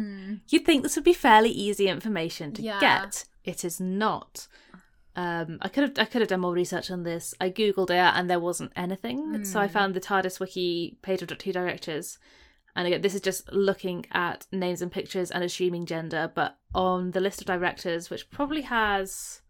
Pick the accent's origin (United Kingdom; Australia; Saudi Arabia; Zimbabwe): United Kingdom; Wolverhampton, West Midlands; I'm from Wolverhampton.